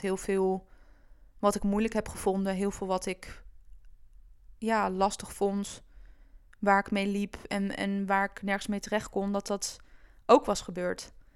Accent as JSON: {"language": "Dutch", "town": "Doetinchem", "region": "Gelderland", "country": "Netherlands", "tie": "born or raised there", "also_born_or_lived": "Amsterdam", "moved": "as an adult", "said": "ik ben opgegroeid in de Achterhoek. In een vrij kleine stad, Doetinchem."}